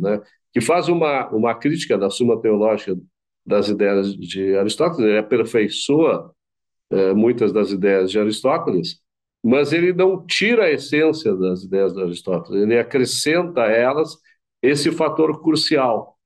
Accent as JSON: {"language": "Portuguese", "country": "Brazil", "said": "Nosso país, a gente insiste que nós somos brasileiros"}